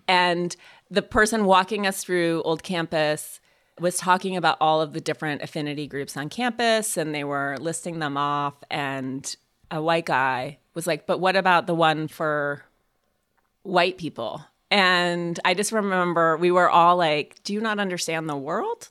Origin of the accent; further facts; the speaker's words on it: Montana, United States; I grew up in Montana